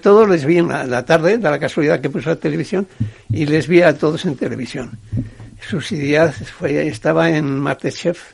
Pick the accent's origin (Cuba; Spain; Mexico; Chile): Spain; Ziordia, Navarre; moved away; De Ciordia.